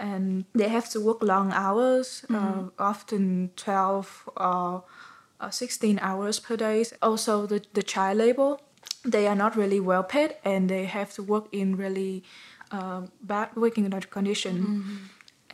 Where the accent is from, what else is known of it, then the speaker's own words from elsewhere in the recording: Vietnam; my home country